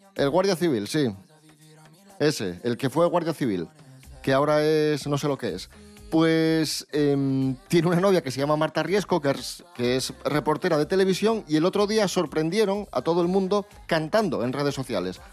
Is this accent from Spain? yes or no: yes; Asturias, Spain; Los asturianos somos los españoles más golosos.